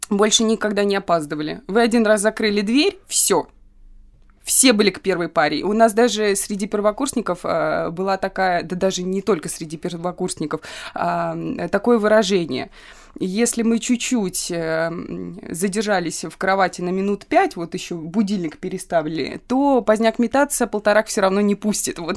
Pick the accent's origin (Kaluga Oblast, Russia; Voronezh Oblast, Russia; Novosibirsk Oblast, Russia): Kaluga Oblast, Russia; Kaluga; moved away as an adult; now in Saint Petersburg, Russia; потому что я приехала в новый город, я из Калуги переехала в Петербург. Я жила в общаге